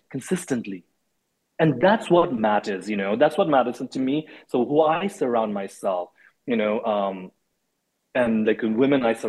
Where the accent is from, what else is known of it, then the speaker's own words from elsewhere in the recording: Nepal; also born or lived in India; now in United States; I grew up in Nepal and in India.